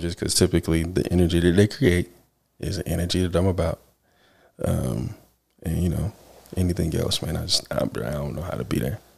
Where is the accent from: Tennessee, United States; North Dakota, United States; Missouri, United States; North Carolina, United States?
North Carolina, United States; Rocky Mount; we are from Rocky Mount